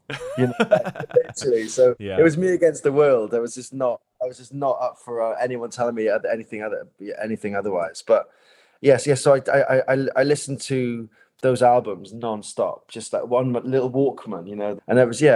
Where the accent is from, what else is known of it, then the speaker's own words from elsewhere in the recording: Neath, Wales, United Kingdom; in Neath where I grew up in South Wales